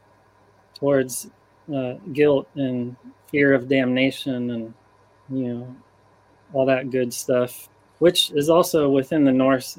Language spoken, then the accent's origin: English; Ohio, United States; I was raised in Ohio, and it was a rural area